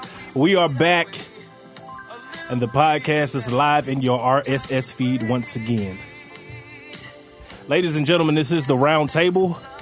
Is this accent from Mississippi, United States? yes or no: yes; Lexington, Mississippi, United States; born or raised there